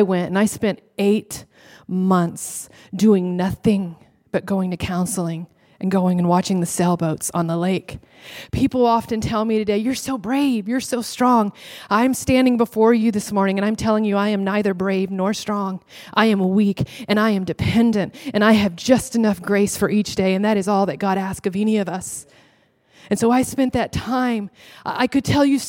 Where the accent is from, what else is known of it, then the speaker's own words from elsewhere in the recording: Texas, United States; I'm from Texas